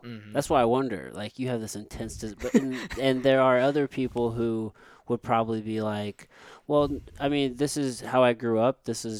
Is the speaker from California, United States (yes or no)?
no; Potosi, Missouri, United States; also born or lived in San Antonio; now in St. Louis, United States; I'm mixed race, like, I'm black and I'm white. However, I was mostly raised, like, I'm from Missouri, like, backwoods, like, a very small rural town, Potosi, like, where I grew up. Very few black people, mostly white people